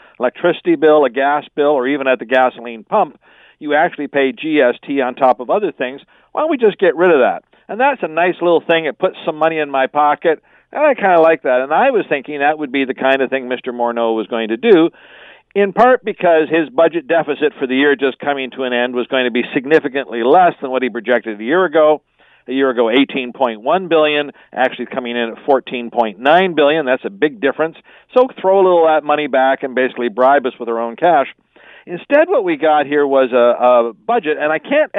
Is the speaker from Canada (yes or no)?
yes; Canada; as a Canadian